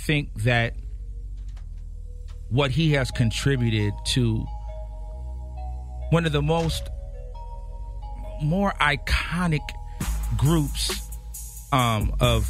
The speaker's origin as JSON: {"language": "English", "town": "Los Angeles", "region": "California", "country": "United States", "tie": "born or raised there", "also_born_or_lived": "New York", "said": "I moved here when I was 5 years old. So L.A. is all I know"}